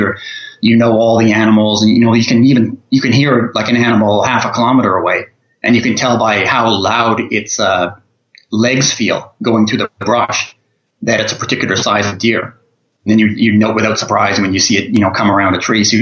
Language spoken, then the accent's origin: English; Canada; also born or lived in all over Canada; Well, I'm from Canada originally, but from all over Canada, since I was always traveling around when I was younger.